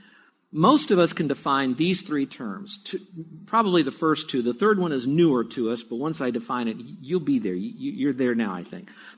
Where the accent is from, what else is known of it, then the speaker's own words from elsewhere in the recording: United States; I grew up in America, not the Bible Belt or the Buckle and all of that, but around America